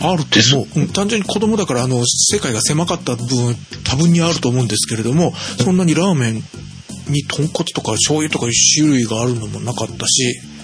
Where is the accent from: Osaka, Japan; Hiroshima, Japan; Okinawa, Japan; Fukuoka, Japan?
Fukuoka, Japan; Kitakyushu; moved away; 福岡県の中に福岡市と北九州市僕がいたところがあるんですね